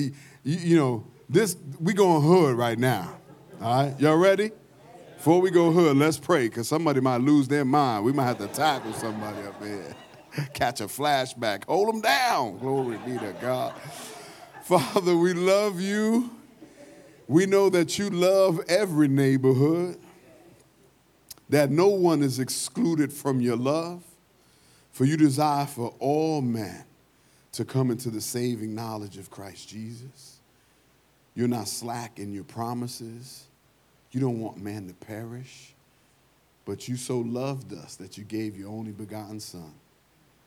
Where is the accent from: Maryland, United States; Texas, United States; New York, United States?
New York, United States; New York City; moved away; I'm from New York